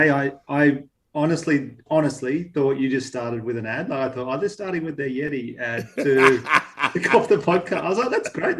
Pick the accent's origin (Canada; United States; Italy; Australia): Australia; Batemans Bay, New South Wales; born or raised there; moved away as an adult; also born or lived in Canberra / Jindabyne; now in Melbourne, Australia